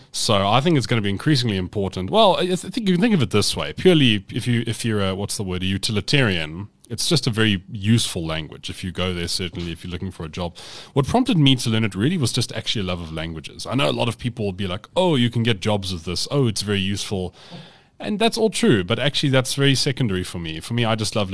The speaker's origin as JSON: {"language": "English", "town": "Cape Town", "region": "Western Cape", "country": "South Africa", "tie": "born or raised there", "also_born_or_lived": "Grahamstown", "said": "I grew up in Cape Town, I went to school in Cape Town."}